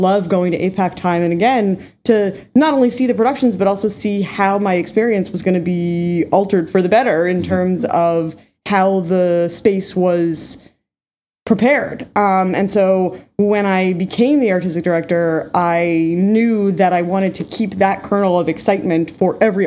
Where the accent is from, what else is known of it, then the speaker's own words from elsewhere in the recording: New York City, New York, United States; also born or lived in New England; I grew up in New York City